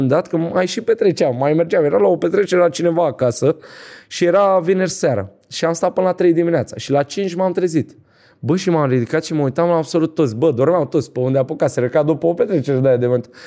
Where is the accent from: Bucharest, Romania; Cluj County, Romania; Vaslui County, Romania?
Vaslui County, Romania; Vaslui; Nu, sunt din Vaslui eu.